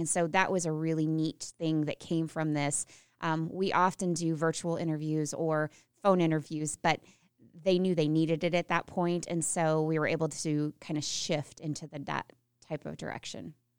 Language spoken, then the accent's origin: English; Unionville, Missouri, United States; moved away; I'm from Unionville, Missouri, Putnam County, R one, um, home of the Mighty Midgets